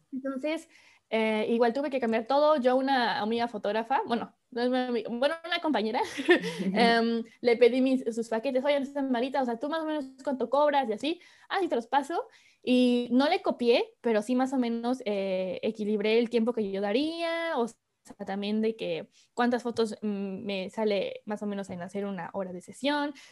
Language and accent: Spanish; Córdoba, Veracruz, Mexico; moved away as an adult; now in Paris, France; soy de México, de Córdoba, Veracruz para ser exacto